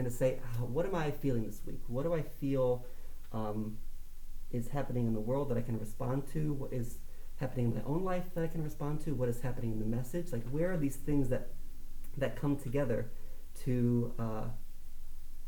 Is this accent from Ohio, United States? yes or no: yes; Tallmadge, Ohio, United States; I grew up in Talmadge, Ohio, just outside of Akron